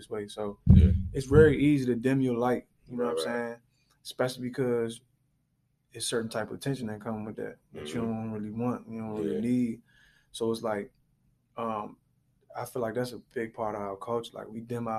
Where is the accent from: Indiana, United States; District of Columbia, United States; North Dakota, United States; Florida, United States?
District of Columbia, United States; Washington; growing up where I grew up around Edgewood